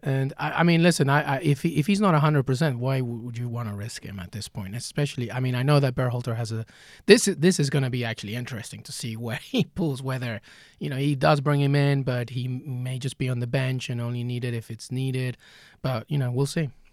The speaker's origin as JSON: {"language": "English", "region": "England", "country": "United Kingdom", "tie": "born or raised there", "said": "growing up in England with my dad"}